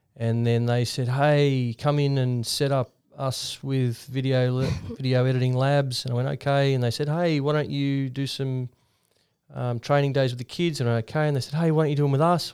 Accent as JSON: {"language": "English", "town": "Ballina", "region": "New South Wales", "country": "Australia", "said": "I'm from Ballina in the far north coast"}